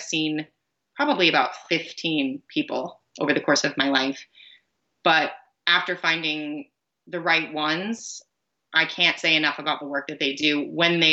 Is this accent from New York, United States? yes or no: no; near Fort Myers, Florida, United States; Fort Myers, which is a town close to my hometown